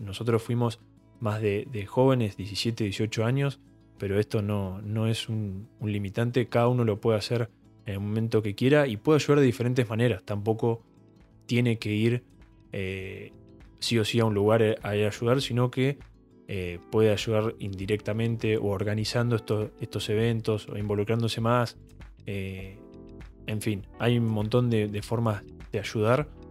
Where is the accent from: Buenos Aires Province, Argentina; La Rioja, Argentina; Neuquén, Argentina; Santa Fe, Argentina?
Buenos Aires Province, Argentina; Bahía Blanca; yo soy de Bahía Blanca, fui al secundario en el Colegio Don Bosco